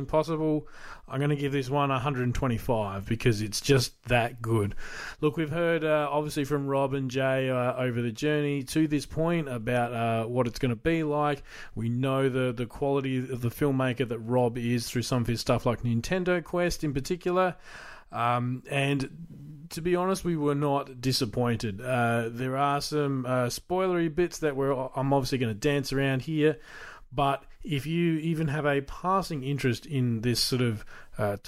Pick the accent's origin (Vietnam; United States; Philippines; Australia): Australia; as an Australian collector